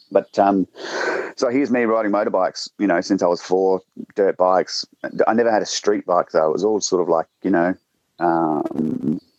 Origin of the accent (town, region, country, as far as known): South Australia, Australia; moved away